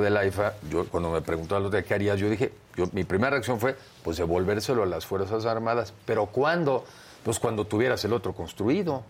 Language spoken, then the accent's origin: Spanish; Mexico; yo sí asumo hoy como mexicano